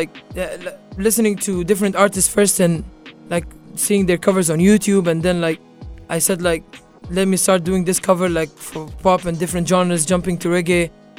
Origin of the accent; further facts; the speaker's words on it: Sharjah, United Arab Emirates; Sharjah, actually. Sharjah. My hometown, Sharjah.